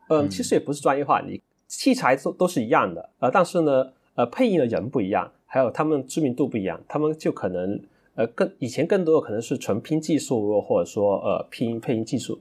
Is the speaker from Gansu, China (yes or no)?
no; Dongguan, Guangdong, China; 我是来自东莞的沙友